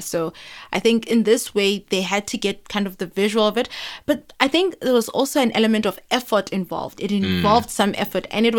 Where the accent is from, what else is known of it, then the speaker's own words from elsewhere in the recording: South Africa; I'm growing up in South Africa